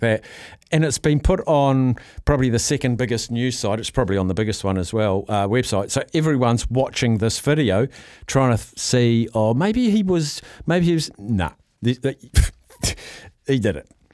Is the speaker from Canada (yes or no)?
no; New Zealand; I'm a New Zealander